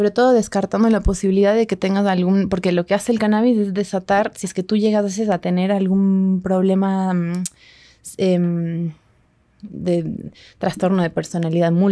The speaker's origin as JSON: {"language": "Spanish", "town": "Ambato", "region": "Tungurahua", "country": "Ecuador", "said": "De Ambato."}